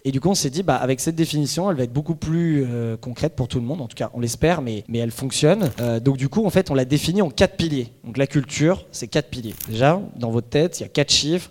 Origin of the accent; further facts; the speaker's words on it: France; on est français, en tout cas pour la plupart ici